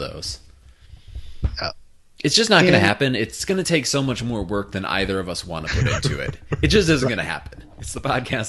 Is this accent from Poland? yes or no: no; Midwest, United States; I'm from the Midwest.